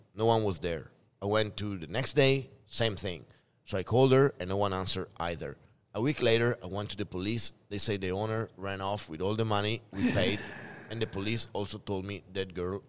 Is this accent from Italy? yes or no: yes; northeast Italy, Italy; moved away as an adult; also born or lived in Netherlands; now in Shenzhen, China; Dongbei of Italy, I told you. I'm from Dongbei of Italy.